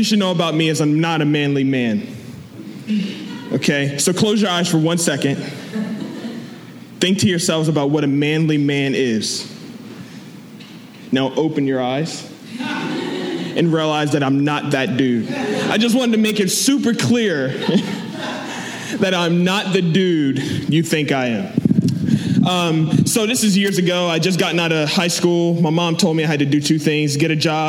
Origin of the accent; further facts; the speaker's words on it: Delaware, United States; I'm from Delaware